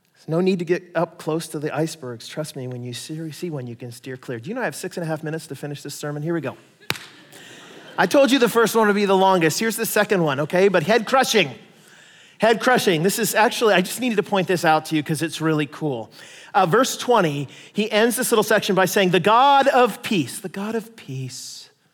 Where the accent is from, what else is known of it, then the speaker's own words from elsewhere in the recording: United States; I'm an American